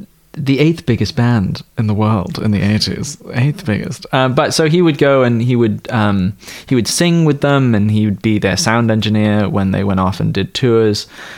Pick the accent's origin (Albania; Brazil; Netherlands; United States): United States; East Coast; also born or lived in United Kingdom; I was born in the United Kingdom and then spent most of my pubescent and prepubescent days in the United States, on the East Coast of the Americas, specifically Northern America.